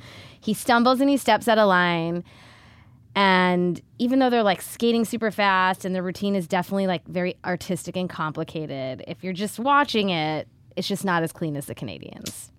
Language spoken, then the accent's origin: English; Cleveland, Ohio, United States; I'm from Cleveland.